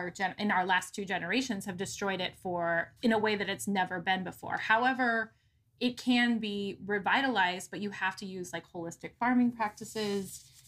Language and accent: English; Midwest, United States; I grew up in the Midwest, so it's like you are either a corn farmer or you're a soybean farmer